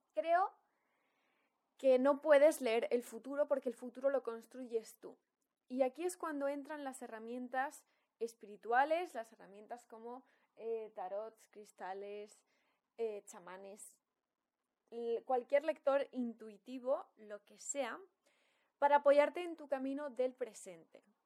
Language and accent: Spanish; Valladolid, Castile and León, Spain; moved away as an adult; also born or lived in Madrid / London / Bali; yo me he criado en Valladolid